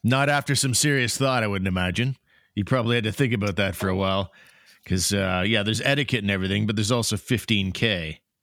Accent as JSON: {"language": "English", "country": "Canada", "said": "as a Canadian"}